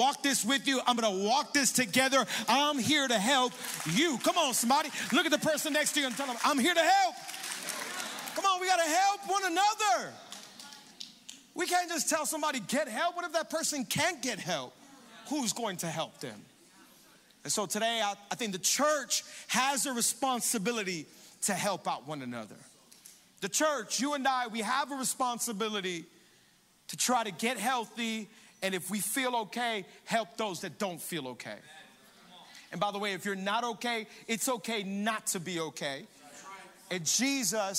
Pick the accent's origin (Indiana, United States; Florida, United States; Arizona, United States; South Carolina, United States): Florida, United States; Hialeah; I grew up in Hialeah playing baseball